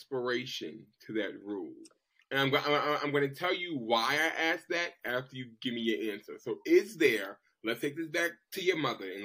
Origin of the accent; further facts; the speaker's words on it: Boston, Massachusetts, United States; I'm from Boston.